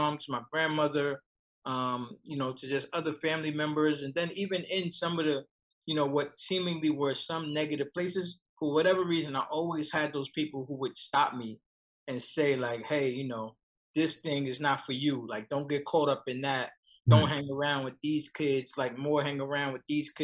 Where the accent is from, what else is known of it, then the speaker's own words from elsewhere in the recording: New York City, New York, United States; I grew up in Marcy Projects